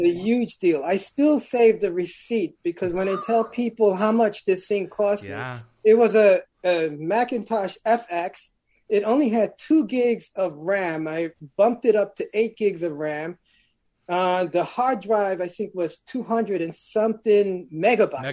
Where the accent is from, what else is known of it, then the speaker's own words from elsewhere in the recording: New York City, New York, United States; I'm originally from Brooklyn, New York, born in Bedford Stuyvesant.